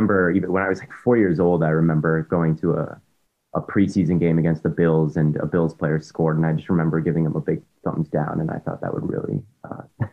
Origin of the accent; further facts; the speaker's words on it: Minnesota, United States; I grew up in Minnesota and all my friends are Viking fans